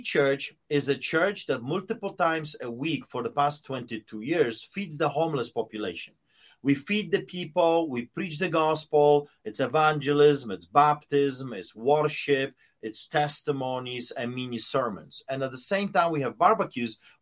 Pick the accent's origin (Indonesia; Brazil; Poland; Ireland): Poland; moved away; when I was growing up in Poland, behind the Iron Curtain